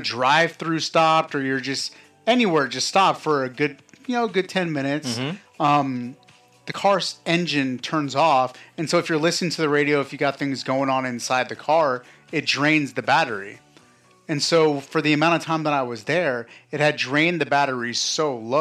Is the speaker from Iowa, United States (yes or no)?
no; Los Angeles, California, United States; moved away; I'm from California. Mm-hmm. I'm from